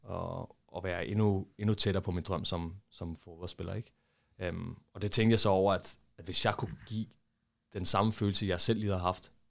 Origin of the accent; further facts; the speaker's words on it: Brazil; Og også på grund af, at jeg var, jeg var brasilianer.